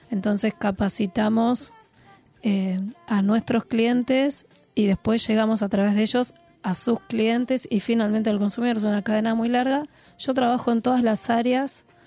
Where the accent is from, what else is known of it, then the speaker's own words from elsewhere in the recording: Buenos Aires, Argentina; yo soy de la ciudad, soy de Buenos Aires, soy sibarita.